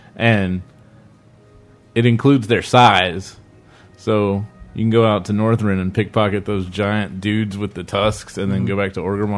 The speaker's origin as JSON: {"language": "English", "region": "the South", "country": "United States", "said": "But of course, we're from the South."}